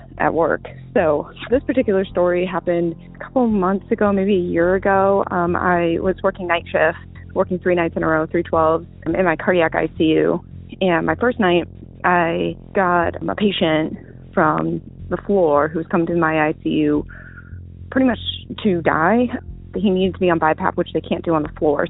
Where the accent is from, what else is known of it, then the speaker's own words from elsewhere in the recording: Virginia, United States; I'm from Virginia.